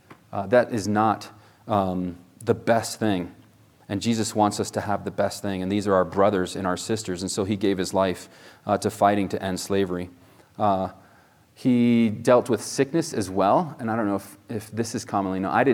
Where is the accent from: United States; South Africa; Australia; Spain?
Spain; I was born in Spain. My parents were missionaries there, and we'd go out to the plaza, in Spain there